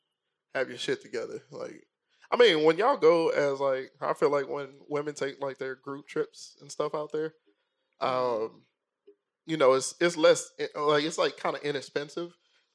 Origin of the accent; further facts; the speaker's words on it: Mississippi, United States; moved away; I'm from Mississippi.